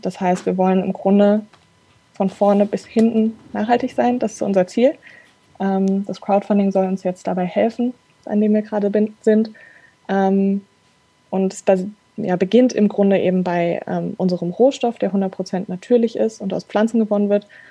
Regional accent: Frankfurt, Hesse, Germany; moved away as an adult; now in Darmstadt, Germany; ich komme aus Frankfurt, ähm, bin aber jetzt schon seit einigen Jahren in Darmstadt

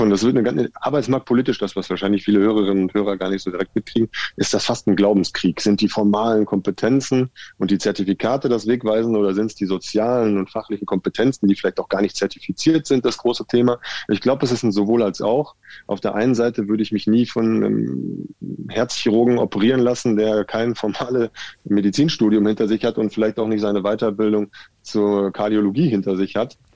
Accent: North Rhine-Westphalia, Germany; now in Nuremberg, Germany; Und ich komme ja aus äh, aus dem Ruhrgebiet und bin nach Nürnberg gekommen.

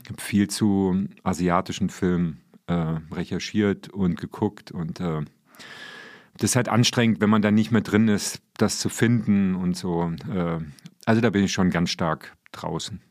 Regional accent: Marburg, Hesse, Germany; ich bin sozialisiert worden. Also ich stamme aus Marburg

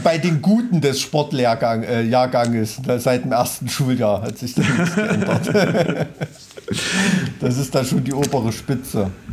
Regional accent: Weimarer Land, Thuringia, Germany; ich komme aus Weimarer Land

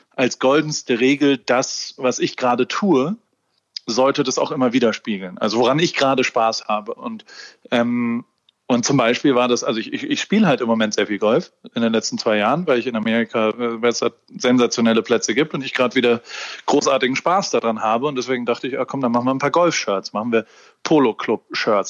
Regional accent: Heidelberg, Baden-Württemberg, Germany; moved away as an adult; also born or lived in Hamburg; Ich bin in Heidelberg aufgewachsen

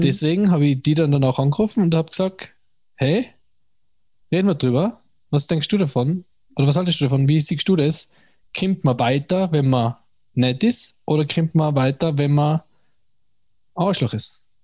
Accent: Tyrol, Austria; mir als Tiroler

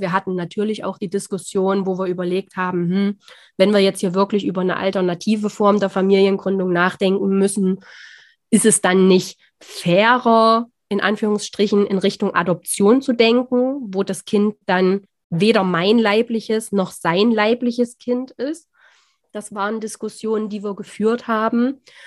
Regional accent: near the Saxon border, Thuringia, Germany; wir kommen aus Thüringen, ein bisschen hört man es vielleicht

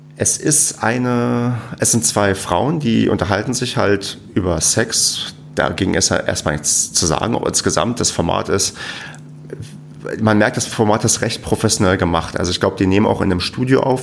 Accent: Germany; wir Deutschen

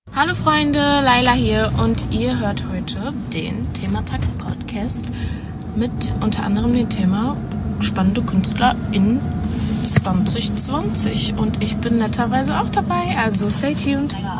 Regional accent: Berlin, Germany; ich bin genau in dem Kiez geboren, auch genau die Straße tatsächlich aufgewachsen

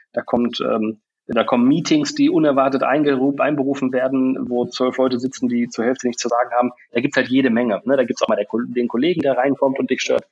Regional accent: Bielefeld, North Rhine-Westphalia, Germany; moved away; also born or lived in England / Munich / Australia; ich bin ursprünglich in Bielefeld geboren, äh, war jahrelang woanders

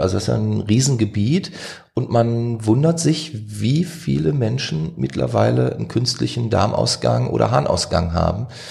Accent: Duisburg, North Rhine-Westphalia, Germany; aus Duisburg

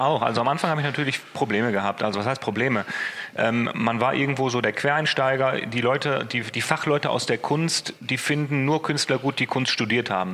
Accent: Essen, North Rhine-Westphalia, Germany; also born or lived in Düsseldorf; ich bin in Essen geboren, ich bin hier aufgewachsen

